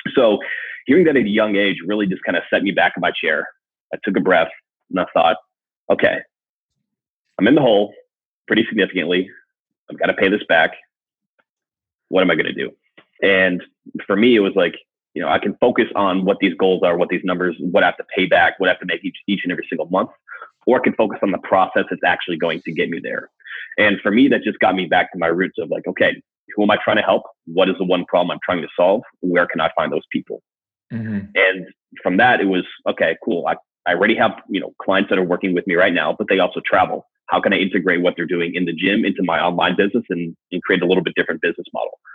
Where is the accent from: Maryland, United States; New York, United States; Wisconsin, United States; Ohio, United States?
Wisconsin, United States; I grew up in Wisconsin